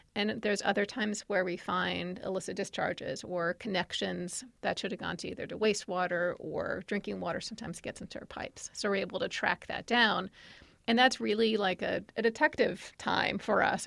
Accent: New York, United States; moved away as an adult; now in Virginia, United States; I'm from New York

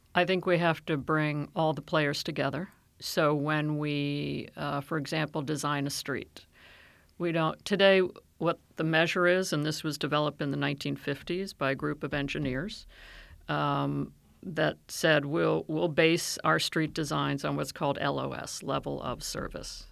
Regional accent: Silver Spring, Maryland, United States; I grew up in Silver Spring, out in the suburbs.

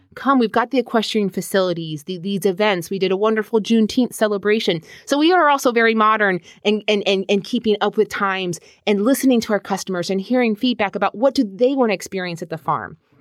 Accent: Herndon, Virginia, United States; I am originally from Herndon

